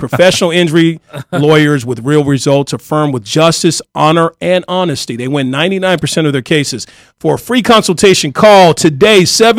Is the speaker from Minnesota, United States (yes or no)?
no; Arkansas, United States; now in Los Angeles, United States; I'm from Arkansas.